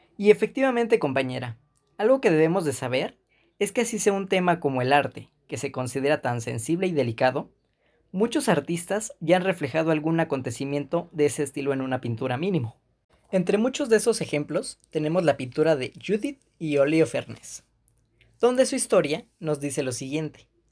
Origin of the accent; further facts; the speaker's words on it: Mexico; uno como mexicano